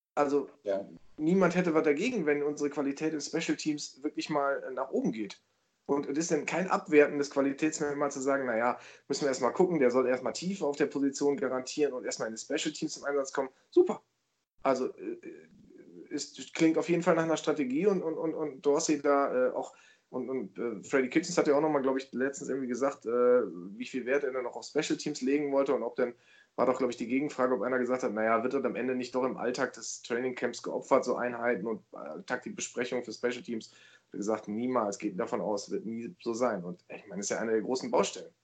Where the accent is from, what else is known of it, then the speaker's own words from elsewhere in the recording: Germany; ich bin kein Amerikaner, ich bin Deutscher